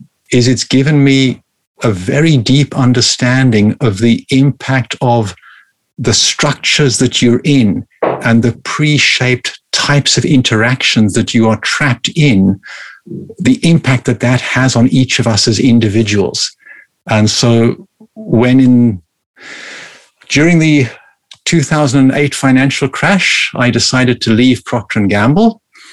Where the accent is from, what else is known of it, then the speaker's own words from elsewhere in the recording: South Africa; I was born in Africa and grew up in South Africa